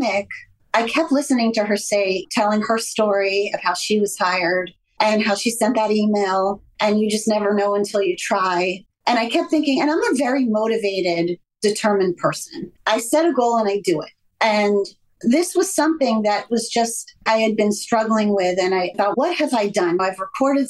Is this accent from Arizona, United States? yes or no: no; Miami, Florida, United States; moved away; growing up in Miami, I was always in the water